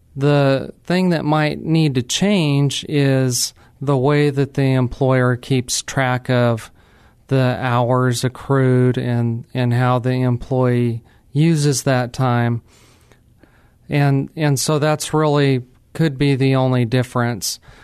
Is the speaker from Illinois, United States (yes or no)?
no; New Mexico, United States; moved away as an adult; now in San Antonio, United States; I'm actually from New Mexico, not Old Mexico, New Mexico.